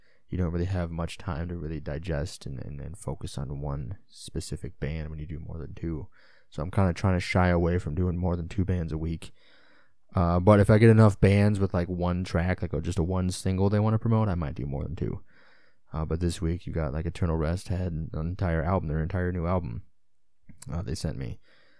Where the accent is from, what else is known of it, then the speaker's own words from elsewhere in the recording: Illinois, United States; just like I'm from Illinois. So I'm an Illinois sports fan, a Chicago sports fan.